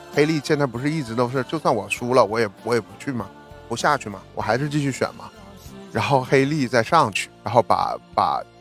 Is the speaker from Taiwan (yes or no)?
no; Shenyang, Liaoning, China; moved away as an adult; now in New York, United States; 我出生在那么冷的地方，所以我在沈阳的时候